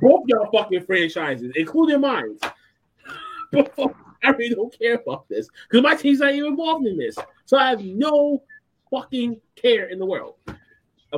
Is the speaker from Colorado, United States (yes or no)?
no; Boston, Massachusetts, United States; I'm from Boston